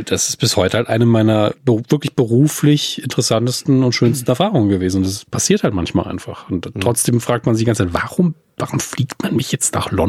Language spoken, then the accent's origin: German; Saarland, Germany; ich komme auch aus dem Saarland.